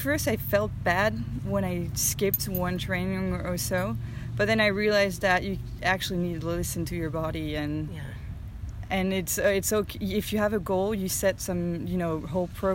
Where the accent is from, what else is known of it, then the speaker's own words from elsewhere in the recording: France; I'm from France